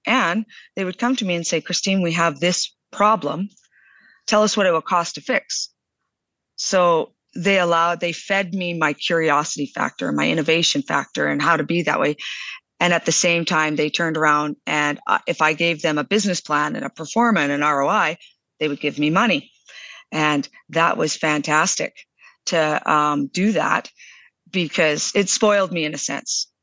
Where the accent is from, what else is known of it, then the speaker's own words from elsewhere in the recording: southern Alberta, Canada; also born or lived in Calgary, Alberta; I was born in Calgary, but raised down in southern Alberta